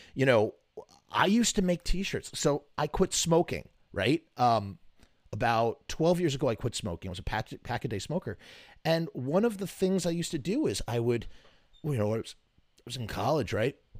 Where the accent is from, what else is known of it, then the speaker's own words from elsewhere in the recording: New York, United States; as a New Yorker